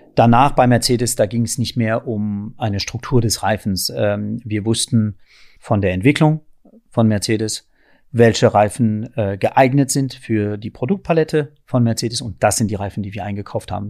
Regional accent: France; also born or lived in countryside (unspecified); now in Berlin, Germany; da bin ich wirklich der typische Franzose

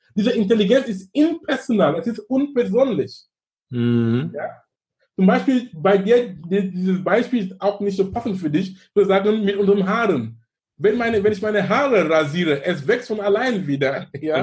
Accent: Cameroon; now in Germany; in Kamerun, wo ich herkomme

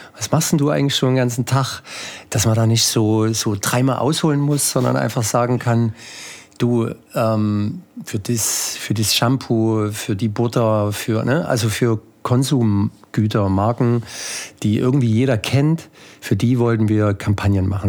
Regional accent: Ore Mountains, Saxony, Germany; moved away; also born or lived in Chemnitz; Ich stamme eigentlich aus, aus dem Erzgebirge

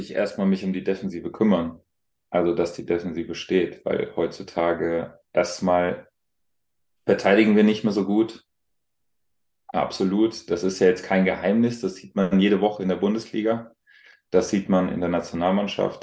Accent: Alzenau, Bavaria, Germany; moved away; ich bin ja auf dem Land groß geworden

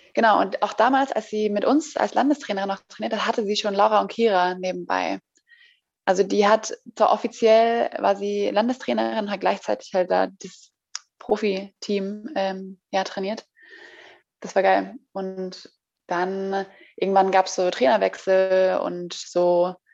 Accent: Zurich, Switzerland; accent: Swiss German; also born or lived in Florida, United States; now in Berlin, Germany; ich äh, bin in der Schweiz geboren. Ich bin Schweizerin in Zürich und äh, amigs rede ich auch die Schweizerdeutsch

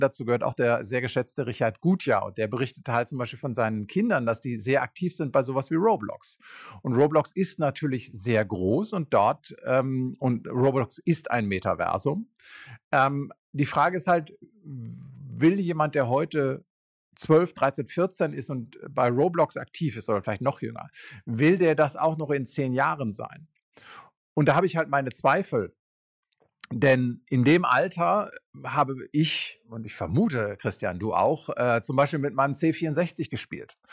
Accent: Germany; wir das erste Mal als Deutsche

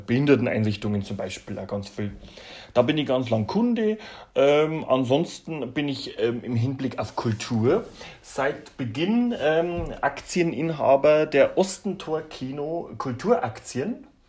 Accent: Regensburg, Bavaria, Germany; aus Regensburg

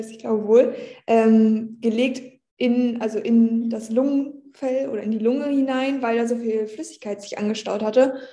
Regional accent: Nordhorn, Lower Saxony, Germany; Ich war gerade noch in Nordhorn in meiner Heimat.

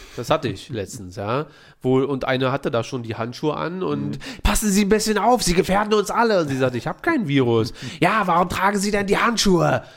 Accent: Berlin, Germany; wir sind Berliner

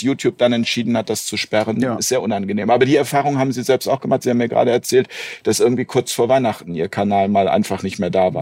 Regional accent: Hamburg, Germany; Wir sind heute in meiner Heimatstadt Hamburg

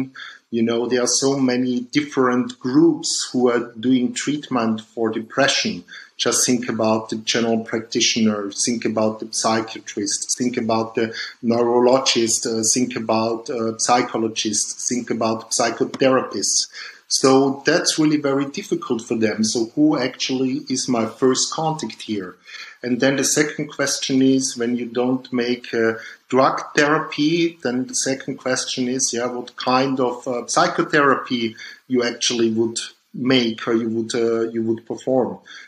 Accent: Dornbirn, Vorarlberg, Austria; born there; Yeah, I was born in Dombien, that's near the Lake of Constance in Vorarlberg in Austria.

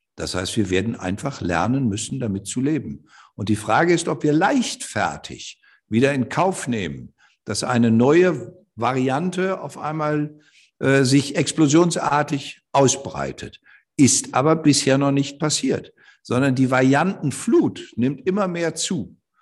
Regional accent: Osterholz-Scharmbeck, Lower Saxony, Germany; ich komme aus einer Gegend, ich bin ja in Ostdeutsch-Scharmbeck geboren

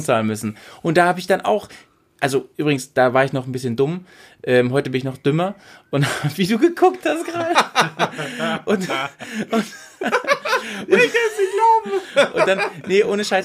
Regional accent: Sülbeck, Lower Saxony, Germany; moved away; also born or lived in Bremen; mein Heimatdorf, von wo wir gestartet sind, das ist gleich, das ist, also Nienstedt ist so eine 3000 Seelen Gemeinde, ne? Ja. Und ich so, ich komme aus dem Unterteil von Nienstedt, aus Sülbeck.

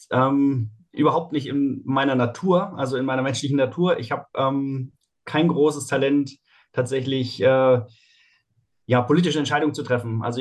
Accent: Heidelberg, Baden-Württemberg, Germany; Ähm, also groß geworden bin ich in Heidelberg.

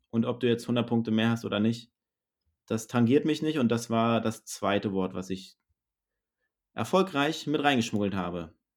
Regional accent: Northern Germany, Germany; hier bei uns in Norddeutschland

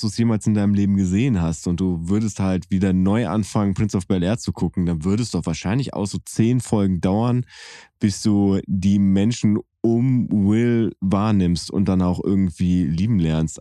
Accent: Bielefeld area, North Rhine-Westphalia, Germany; wir sind ja beide in Bielefeld geboren worden

